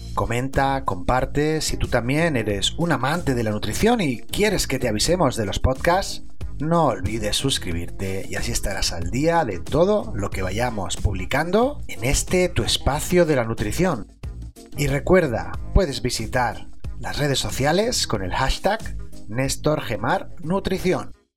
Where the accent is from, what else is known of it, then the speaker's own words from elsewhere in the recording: Spain; Lo digo como español o como persona mediterránea